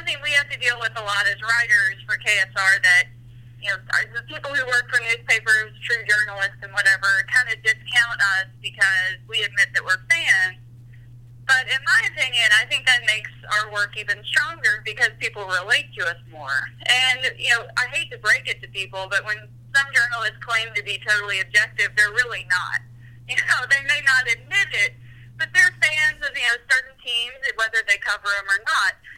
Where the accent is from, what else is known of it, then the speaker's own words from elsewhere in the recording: Danville, Kentucky, United States; also born or lived in Nashville, Tennessee; I grew up in Danville, Kentucky